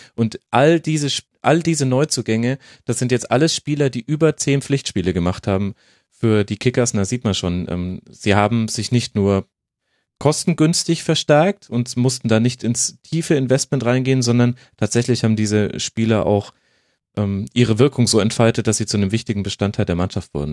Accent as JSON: {"language": "German", "town": "Würzburg", "region": "Bavaria", "country": "Germany", "moved": "yes", "said": "Es ist meine alte Heimat im weitesten Sinne"}